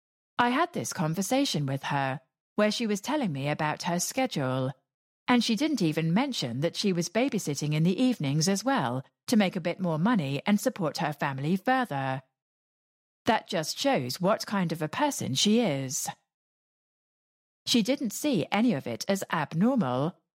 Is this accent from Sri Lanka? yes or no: no; England, United Kingdom; when I look back on growing up in England, we maybe took some things for granted that they don't.